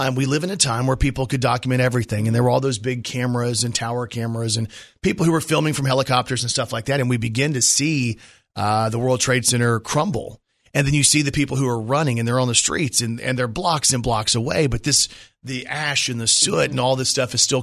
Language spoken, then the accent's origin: English; Texas, United States; I grew up in Texas